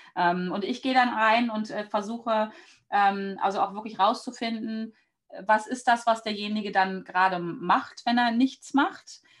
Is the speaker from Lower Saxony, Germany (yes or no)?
yes; Hanover, Lower Saxony, Germany; Also ich bin aus Hannover und lebe am mhm. Stadtrand von Hannover